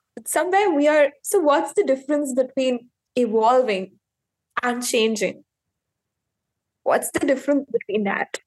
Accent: India; I am from India

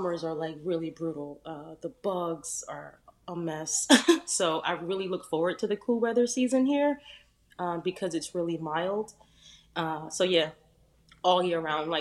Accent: New Jersey, United States; also born or lived in Edisto Island, South Carolina; now in South Carolina, United States; I'm originally from New Jersey.

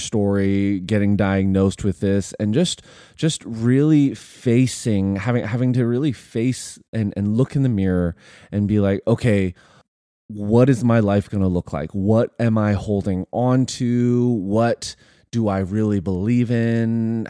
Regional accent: Canada; we're Canadian.

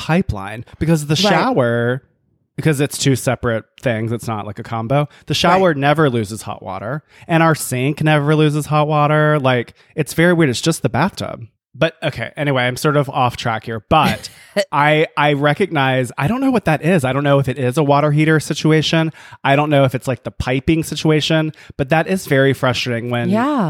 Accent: the South, United States; growing up gay in the South

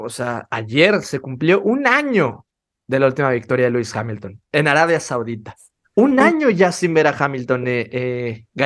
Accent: Argentina; Y yo como el mundial, yo sigo siendo argentino.

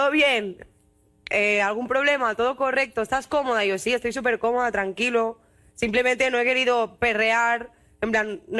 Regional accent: Catalonia, Spain; somos catalanas

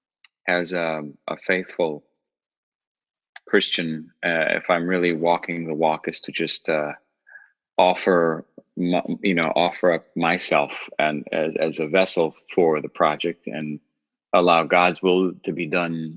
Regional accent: New York City, New York, United States; also born or lived in Long Island; I was raised in New York City, and then we moved to the suburbs

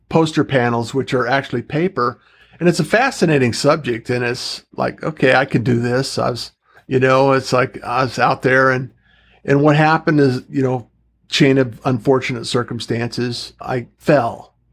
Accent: Utah, United States; moved away as an adult; also born or lived in Pacific Northwest; I actually grew up in Utah.

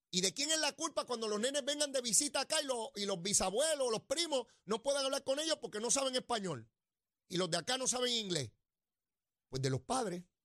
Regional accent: Puerto Rico; nuestra identidad como ciudadanos americanos y puertorriqueños

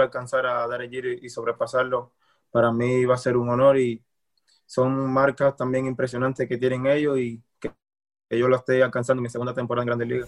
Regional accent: Cuba; moved away; salí de Cuba

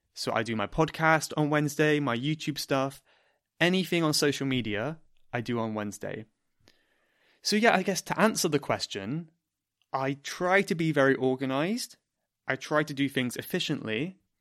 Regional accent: Cornwall, South West England, United Kingdom; now in London, United Kingdom; I am from Cornwall

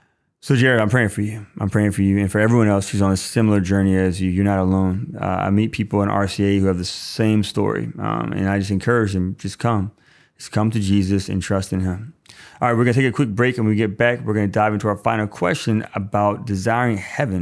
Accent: Irondale, Alabama, United States; I grew up in Irondale, Alabama, stone's throw away from EWTN, where Mother Angelica started it all.

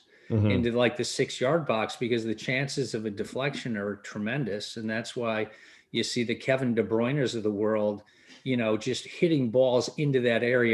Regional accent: England, United Kingdom; now in United States; when I grew up in England, like everybody played

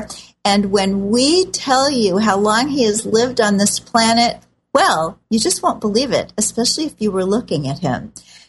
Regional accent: Missouri, United States; moved away; I grew up in Missouri

